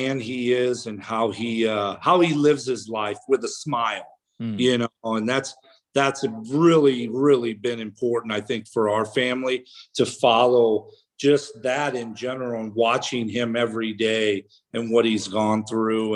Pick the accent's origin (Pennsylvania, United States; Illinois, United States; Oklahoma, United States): Illinois, United States; Peoria; right outside of Peoria, which was ultimately my hometown as well